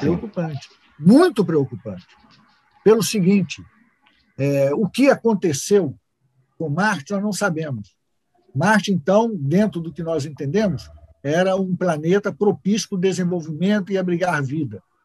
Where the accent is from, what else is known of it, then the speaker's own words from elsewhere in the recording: Brazil; nós somos brasileiros